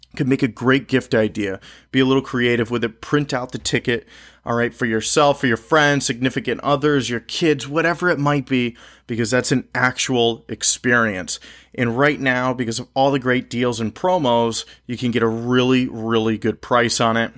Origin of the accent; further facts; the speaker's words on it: Connecticut, United States; I'm recording this podcast from my home state of Connecticut